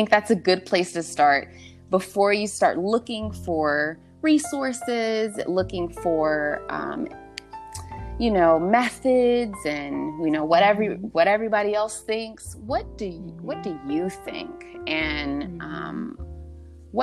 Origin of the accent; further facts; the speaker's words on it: Southern California, United States; moved away as an adult; also born or lived in the South; I'm from Southern California, and, I found myself in the South